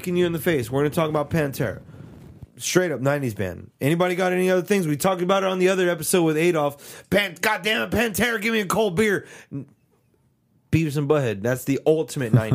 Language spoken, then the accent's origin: English; San Antonio, Texas, United States; we're from San Antonio, so from here we say híjole.